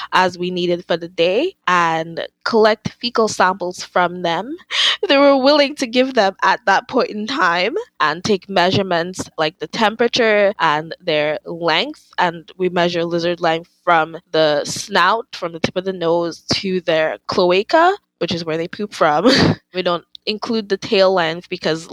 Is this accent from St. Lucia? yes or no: no; Dominica; moved away as an adult; now in United States; Growing up in Dominica